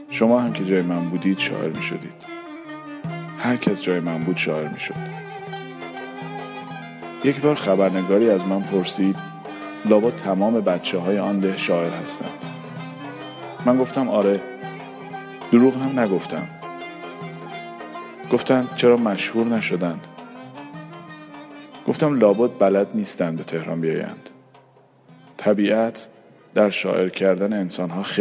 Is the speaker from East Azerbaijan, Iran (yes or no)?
yes; East Azerbaijan, Iran; born there; در ای در کنار دریاچه ارومیه به دنیا آمدم قطار از آنجا رد می شد